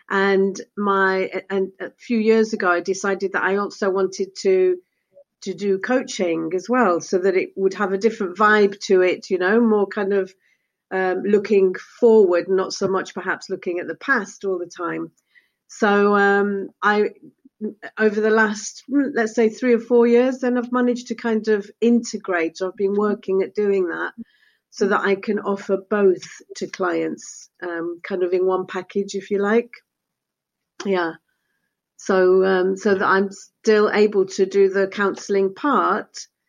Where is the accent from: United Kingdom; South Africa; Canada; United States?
United Kingdom; first language Spanish; English is a second language; I was actually born in the UK